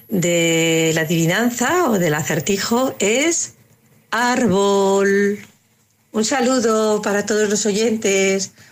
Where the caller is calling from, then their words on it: Cornellà de Llobregat, Catalonia, Spain; Hola, buenas tardes. … de Cornellá